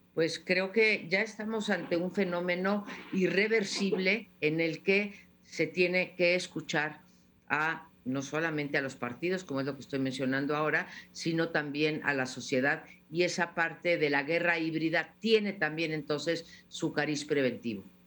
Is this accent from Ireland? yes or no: no; Mexico; como ciudadana mexicana